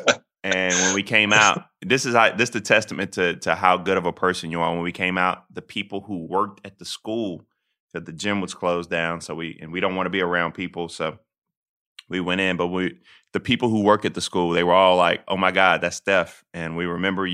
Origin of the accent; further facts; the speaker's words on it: South Carolina, United States; I'm from South Carolina.